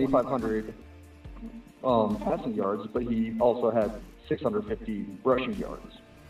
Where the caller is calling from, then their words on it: Denver, Colorado, United States; I'm from Denver, Colorado.